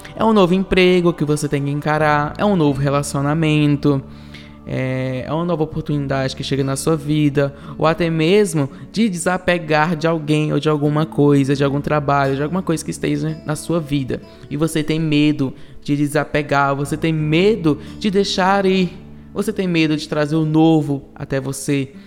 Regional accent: Ceará, Brazil; moved away as an adult; now in São Paulo, Brazil; eu vim do Ceará, eu sou do Ceará, estou em São Paulo há 4 anos e 4 meses

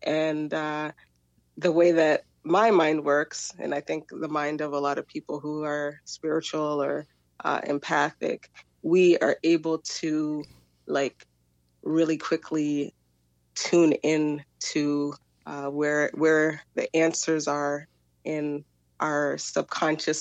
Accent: Jamaica; as Jamaican people

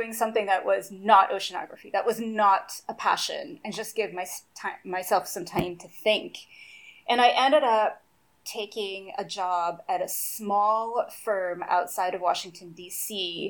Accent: Brazil; English is a second language; We had an entire fridge dedicated just to chocolate when I was growing up in Brazil.

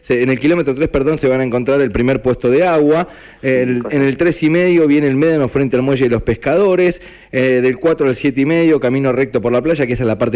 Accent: Necochea, Buenos Aires Province, Argentina; si soy de Necochea, para ayudar, esto ya también es de formación profesional. A toda la gente que puede ir el sábado a la entrega de kit que esté en Necochea

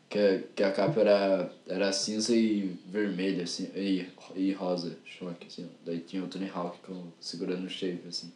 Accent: São Paulo, Brazil; eu sou de São Miguel

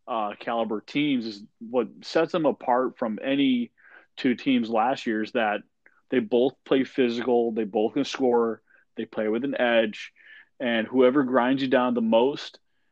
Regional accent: Springfield, Massachusetts, United States; moved away; I'm originally from Springfield, Mass

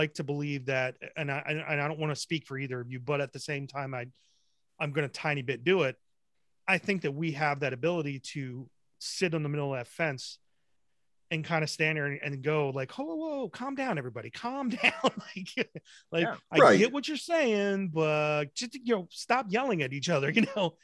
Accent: New Jersey, United States; I was born in New Jersey. I wasn't born in England and then came here like my grandfather did.

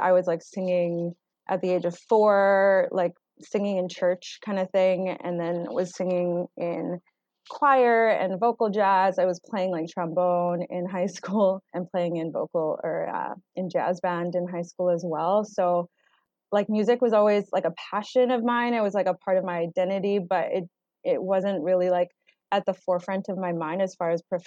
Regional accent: Surrey, British Columbia, Canada; also born or lived in Vancouver; So I grew up in Surrey, British Columbia. I was born in Vancouver

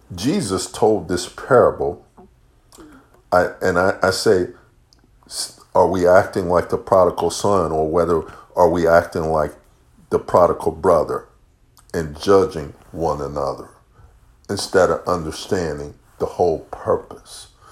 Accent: Chicago, Illinois, United States; moved away; also born or lived in the North / the South / the Midwest; I grew up in Chicago

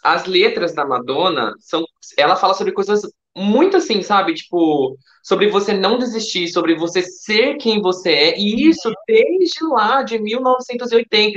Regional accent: Campinas, São Paulo, Brazil; now in Hortolândia, Brazil; Eu era de Campinas, eu mudei recentemente para Hortolândia

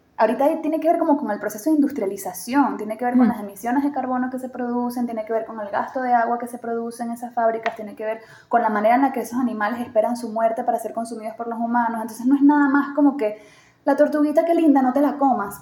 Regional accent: Venezuela; moved away as an adult; also born or lived in Chile / Caracas, Venezuela; now in Mexico; una venezolana que viene de un país en donde esas cosas no se hablan

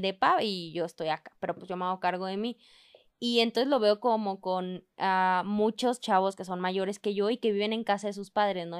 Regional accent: Chihuahua, Mexico; now in Mexico City, Mexico; yo soy de Chihuahua y soy de otro estado

